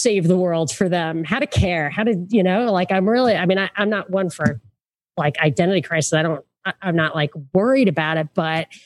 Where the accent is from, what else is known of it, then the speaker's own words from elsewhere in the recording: New York City, New York, United States; I'm from Brooklyn